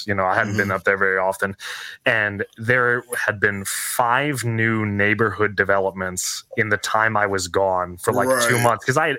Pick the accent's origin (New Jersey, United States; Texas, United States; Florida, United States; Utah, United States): Utah, United States; also born or lived in California / Ohio; I'm not originally from Utah, right? So I was born in California. I lived in Ohio for 6 years and now I'm here, right?